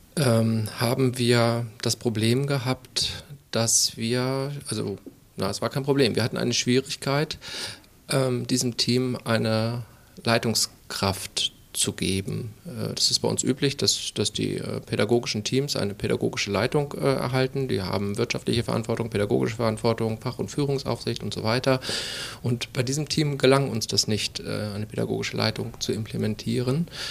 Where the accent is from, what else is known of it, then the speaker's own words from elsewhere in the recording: Schleswig-Holstein, Germany; moved away; also born or lived in Mecklenburg-Vorpommern; Bin gebürtiger Schleswig-Holsteiner